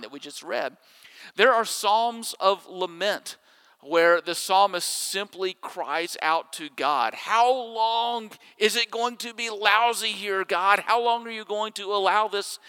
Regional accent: Jackson, Mississippi, United States; When I was growing up in Jackson, Mississippi, my neighborhood pool was only a short bike ride from my house

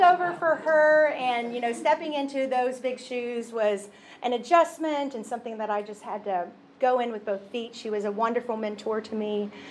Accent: Oklahoma, United States; moved away as an adult; born and raised in Oklahoma. Never thought I would leave um, the state of Oklahoma

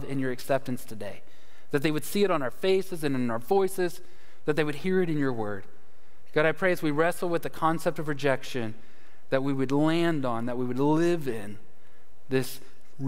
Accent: Dallas, Texas, United States; now in Conway, United States; Dallas, Texas is where I am from. And the reason, it's my hometown.

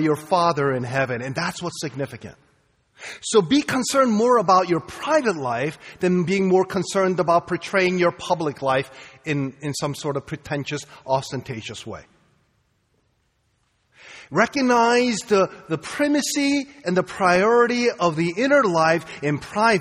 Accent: Boston, Massachusetts, United States; I'm from Boston, okay? I'm from Boston

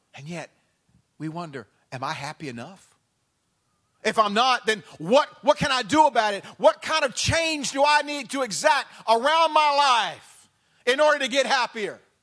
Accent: the South, United States; moved away; I come from the South

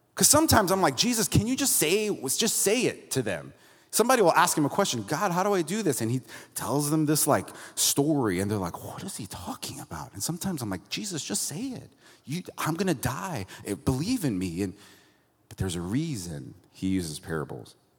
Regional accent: Florida, United States; now in Santa Cruz, United States; I'm from Florida originally

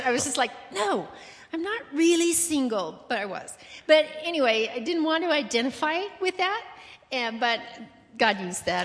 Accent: Colorado, United States; moved away as an adult; also born or lived in Brazil; grew up in Colorado

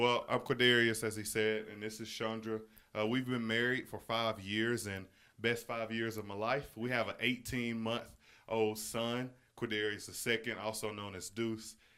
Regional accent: Marshall, Texas, United States; moved away; we're from Marshall

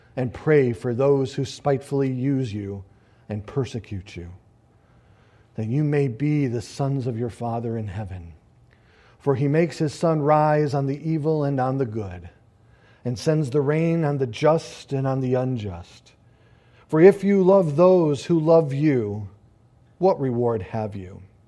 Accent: United States; we as American Christians

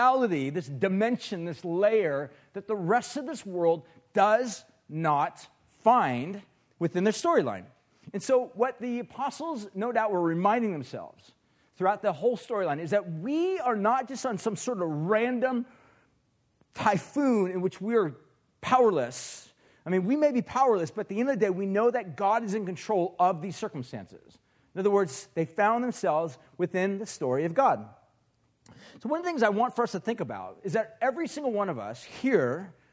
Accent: Huntington Beach, California, United States; I grew up in Huntington Beach. That's kind of where I'm from. Orange County is where I came from

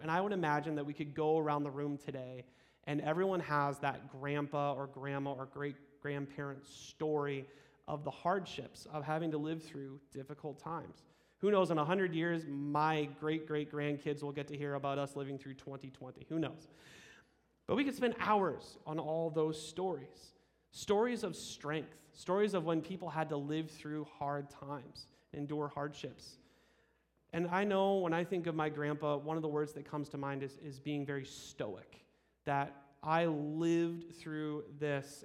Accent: Geneseo, Illinois, United States; also born or lived in Sweden (ancestry); now in Fulton, United States; I grew up in Geneseo

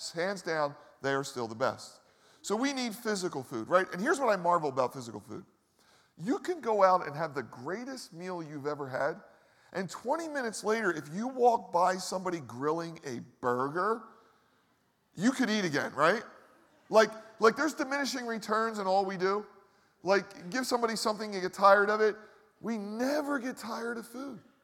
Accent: Philadelphia, Pennsylvania, United States; I grew up in the Northeast

